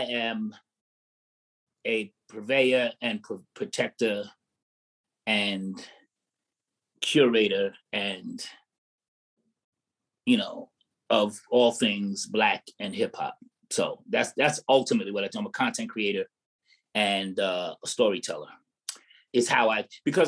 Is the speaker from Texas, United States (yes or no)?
no; New York City, New York, United States; I'm from Staten Island, born and raised.